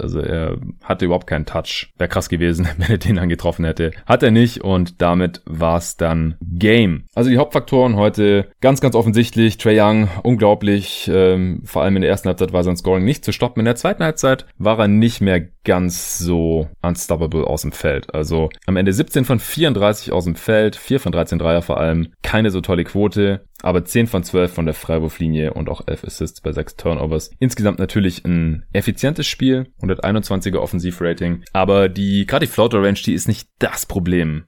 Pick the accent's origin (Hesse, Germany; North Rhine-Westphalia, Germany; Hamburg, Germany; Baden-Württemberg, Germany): Baden-Württemberg, Germany; Stuttgart; moved away; in meine alte Heimat fahren, nach Stuttgart